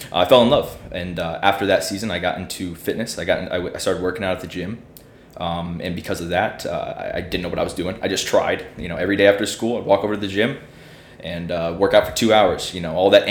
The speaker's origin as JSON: {"language": "English", "region": "Illinois", "country": "United States", "tie": "born or raised there", "moved": "yes", "said": "I'm from Illinois as well, like you."}